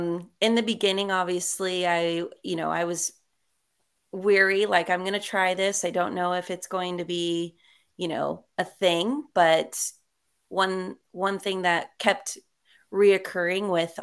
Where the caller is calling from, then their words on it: Long Beach, California, United States; I am located in Long Beach, California.